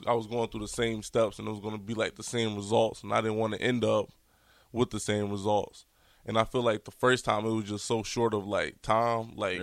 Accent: Virginia, United States; growing up in Virginia, I'm from, like, the 757 area

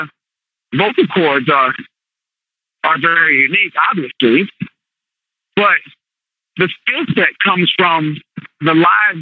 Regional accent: Virginia, United States; moved away; I'm from Virginia

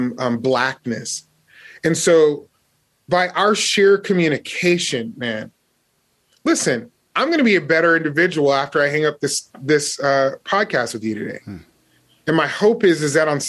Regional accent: Las Vegas, Nevada, United States; Growing up in Las Vegas, we used to do fire drills

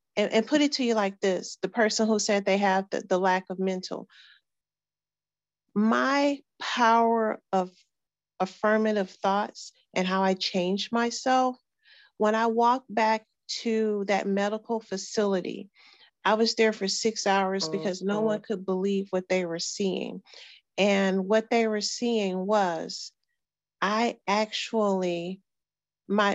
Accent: Houston, Texas, United States; we were growing up in Sunnyside

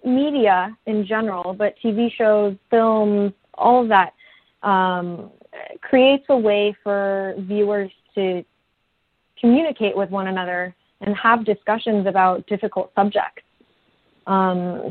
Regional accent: United States; as a young person growing up in America, when you don't see yourself represented on screen

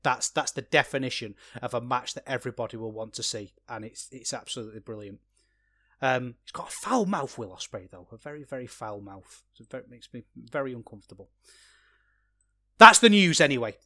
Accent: England, United Kingdom; As an Englishman myself

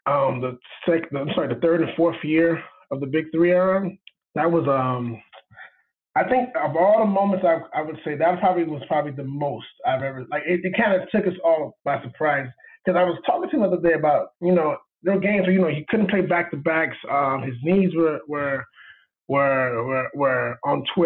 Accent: Miami, Florida, United States; I'm from Miami

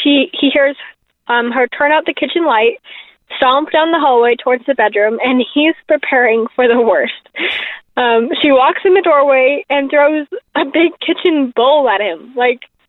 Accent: Orem, Utah, United States; I'm from Orem, Utah

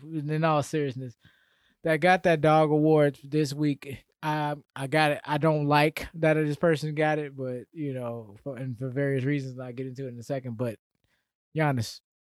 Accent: Atlanta, Georgia, United States; I'm from Atlanta area

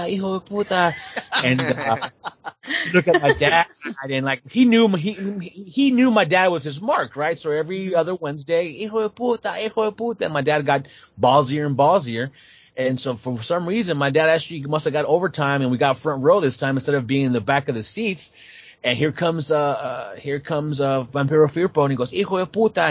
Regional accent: San Jose, California, United States; born or raised there

